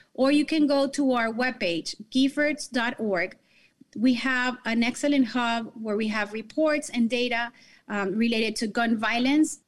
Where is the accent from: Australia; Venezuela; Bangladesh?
Venezuela; Caracas, Capital District; now in Miami, United States; I was born and raised in Caracas, Venezuela, but I moved to this beautiful country about twenty-three years ago